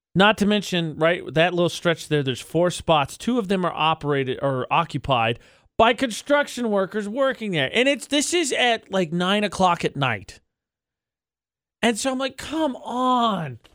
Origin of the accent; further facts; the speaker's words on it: Lafayette, Indiana, United States; moved away as an adult; now in Utah, United States; I'm from Lafayette, so I didn't go anywhere